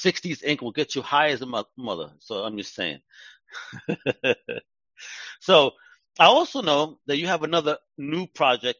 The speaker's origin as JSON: {"language": "English", "region": "New York", "country": "United States", "tie": "born or raised there", "moved": "as an adult", "said": "growing up in New York, I dealt with that, and I was a victim of profiling throughout my teen years up until I was the age of 40 when I left New York"}